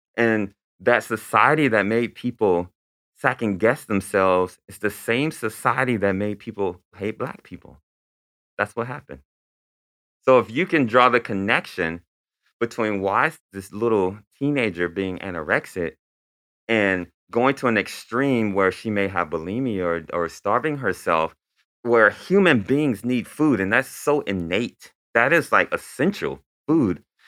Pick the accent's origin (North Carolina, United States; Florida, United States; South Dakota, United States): Florida, United States; Lakeland; I grew up in Lakeland, Florida